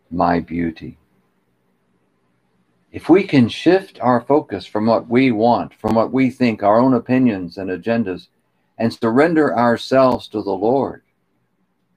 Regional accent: United States; I'm an American because of the accident of my birth.

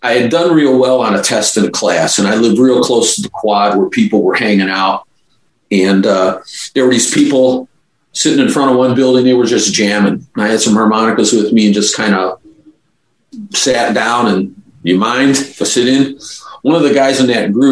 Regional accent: Skokie, Illinois, United States; Grew up in Skokie, Illinois, just north of Chicago

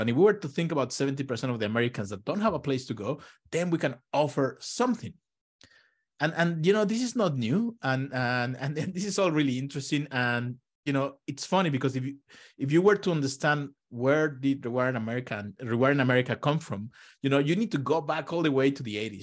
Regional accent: Mexico; moved away as an adult; also born or lived in Israel; now in United States; I'm originally from Mexico and, you know, I grew up in a country that, you know, the whole economy is based on oil

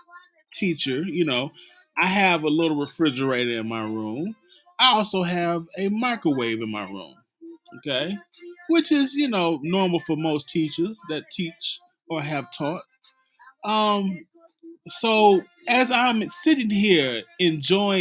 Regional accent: Mississippi, United States; I'm from Mississippi

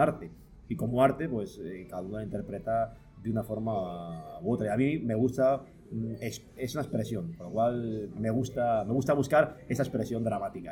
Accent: Palencia, Castile and León, Spain; moved away as an adult; now in Toledo, Spain; yo vivo en Toledo hace 12 años, pero yo soy de Palencia, yo, eh, he vivido toda mi vida 30 años en Palencia.

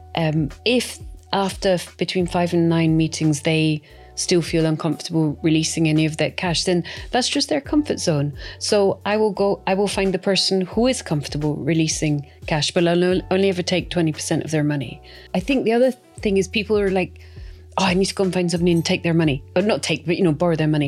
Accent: Scotland, United Kingdom; I'm brought up not to like debt. I'm 100%, you know, I come from Scotland.

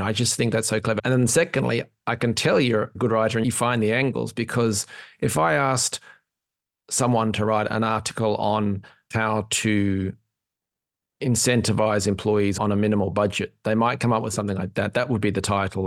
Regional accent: Australia; now in Ireland; I'm an Aussie in Ireland

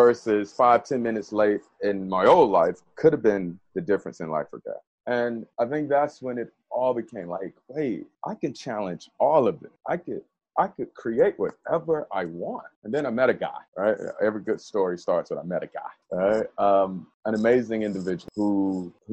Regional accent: Birmingham, Alabama, United States; moved away; It was a weird feeling growing up in Birmingham, because it was all I knew

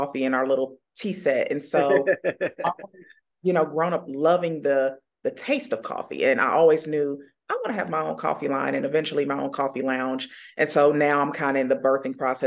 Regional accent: Indianapolis, Indiana, United States; I was born and raised here in Indianapolis on the northwest side of town, grew up in Pike Township, went to Pike High School.

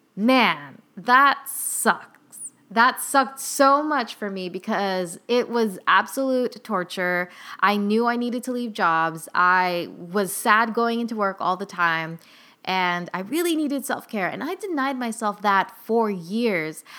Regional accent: California, United States; We're both from California

